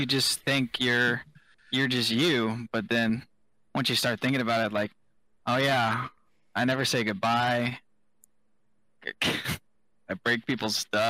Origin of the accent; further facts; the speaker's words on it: the South, United States; I'm unfortunately from the South.